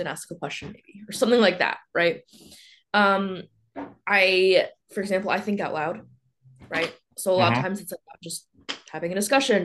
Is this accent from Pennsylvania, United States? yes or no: yes; outside of Philadelphia, Pennsylvania, United States; moved away as an adult; also born or lived in Pittsburgh / Utah / Charlottesville; I grew up outside of Philly